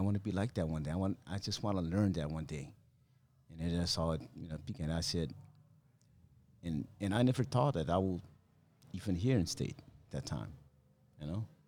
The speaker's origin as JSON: {"language": "English", "region": "Chuuk", "country": "Micronesia", "tie": "born or raised there", "moved": "yes", "said": "When I was a kid on that small island, it was called Fairview Islands at that time"}